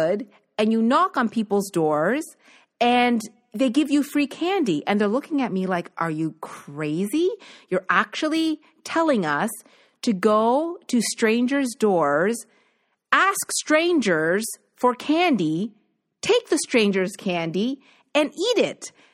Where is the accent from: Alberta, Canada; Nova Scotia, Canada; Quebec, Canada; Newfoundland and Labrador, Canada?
Nova Scotia, Canada; growing up in Nova Scotia